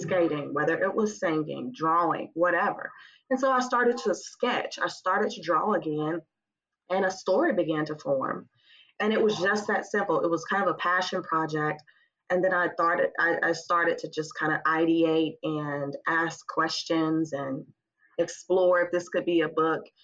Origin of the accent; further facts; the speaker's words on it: Huntsville, Alabama, United States; moved away as an adult; also born or lived in Memphis; I'm originally from Huntsville